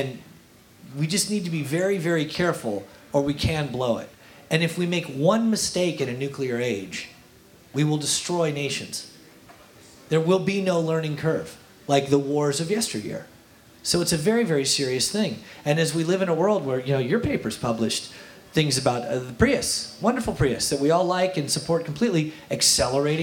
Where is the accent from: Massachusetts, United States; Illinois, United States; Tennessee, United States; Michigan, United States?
Michigan, United States; Kalamazoo; I'm from Kalamazoo, Michigan